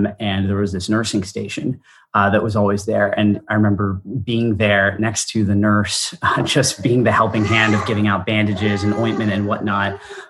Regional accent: India; also born or lived in Singapore; spending most of my life in India. I'm Indian by origin. And growing up abroad set a lot of who I am today.

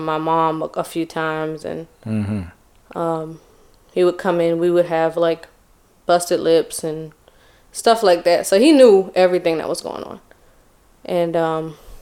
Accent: Charleston, South Carolina, United States; I'm from Charleston, but I was born in North Carolina.

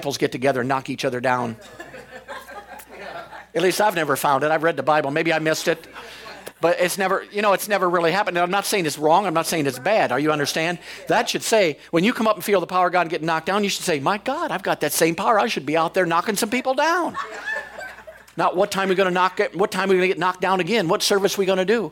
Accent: Ohio, United States; I came from Ohio.

